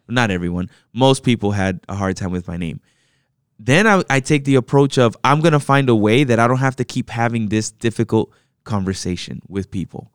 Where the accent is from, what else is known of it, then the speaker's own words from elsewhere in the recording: United States; I, myself, was born here in the States, you know, and raised in the States